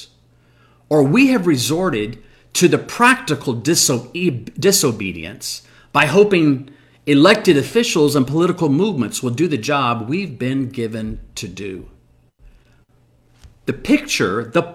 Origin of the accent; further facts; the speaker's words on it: United States; we as American Christians